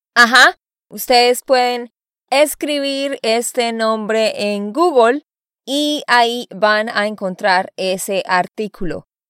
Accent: Bucaramanga, Santander, Colombia; moved away as an adult; also born or lived in Barranquilla, Colombia; now in United States; Después vivimos en el campo por cinco años y después nos fuimos a la ciudad de Bucaramanga y allá terminé mis estudios

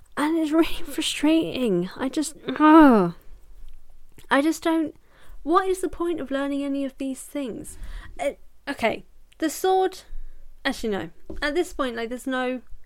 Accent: United Kingdom; I'm British.

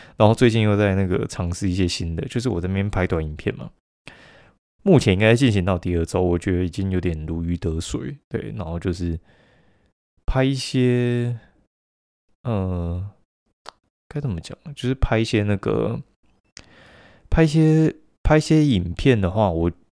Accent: Kaohsiung, Taiwan; 因为我们高雄人嘛

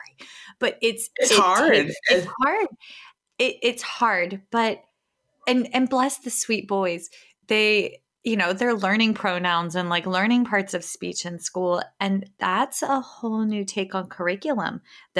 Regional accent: White Oak, Virginia, United States; I grew up in White Oak, Virginia, which is outside of Fredericksburg

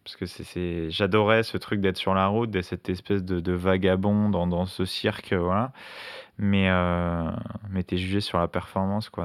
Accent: La Courneuve, Île-de-France, France; je viens de la Courneuve en hein, dans le 93

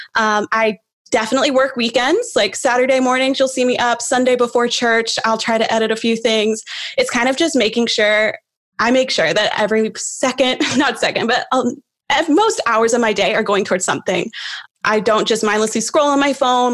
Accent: Knoxville, Tennessee, United States; also born or lived in Nashville, Tennessee; my hometown is Knoxville

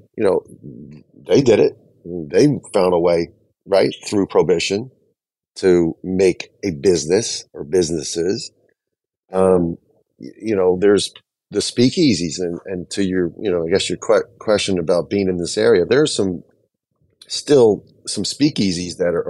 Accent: New Jersey, United States; I'm from New Jersey.

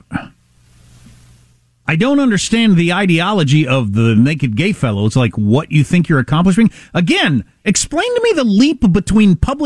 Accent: Kansas, United States; moved away; I'm from Kansas.

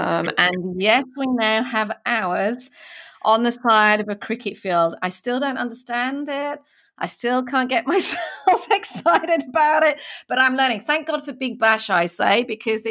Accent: Yorkshire and the Humber, United Kingdom; I'm from Yorkshire originally

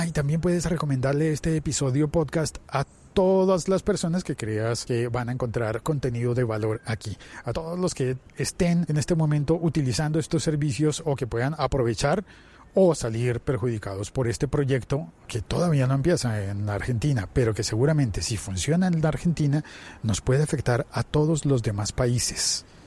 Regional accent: Colombia; en mi país, en Colombia

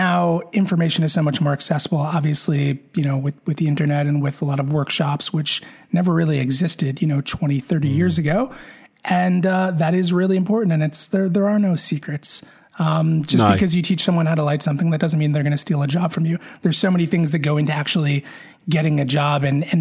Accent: northern New Jersey, United States; I grew up right outside of Manhattan in northern New Jersey

